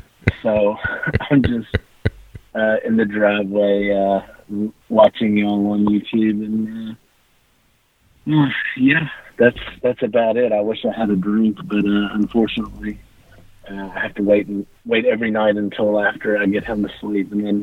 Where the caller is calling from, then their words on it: Owensboro, Kentucky, United States; Owensboro, Kentucky.